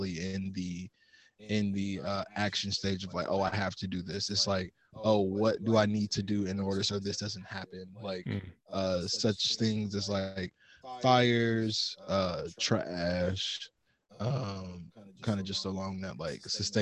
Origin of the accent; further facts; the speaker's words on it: Atlanta, Georgia, United States; moved away; I'm from the South side of Atlanta, Georgia, and then my wife is from Mobile, Alabama.